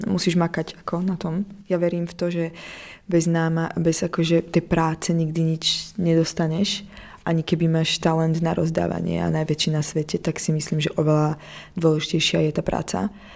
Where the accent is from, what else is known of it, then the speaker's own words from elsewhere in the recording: Prešov, Prešov Region, Slovakia; moved away as an adult; also born or lived in Paris, France / New York, United States; now in Prague, Czech Republic; narodila som sa v Prešove na Slovensku, úplne na východe